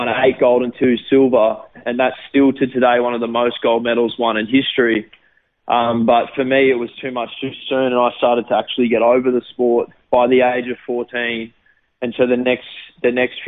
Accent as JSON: {"language": "English", "town": "Gold Coast", "region": "Queensland", "country": "Australia", "tie": "born or raised there", "also_born_or_lived": "Sydney, Australia", "said": "it was great growing up there. I lived there for about 6 months and then moved to the Gold Coast, and I've lived on the Gold Coast ever since."}